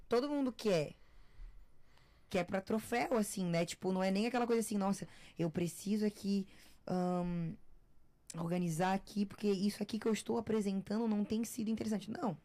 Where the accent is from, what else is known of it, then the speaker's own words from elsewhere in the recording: Florianópolis, Santa Catarina, Brazil; now in São Paulo, Brazil; eu cresci no Campeche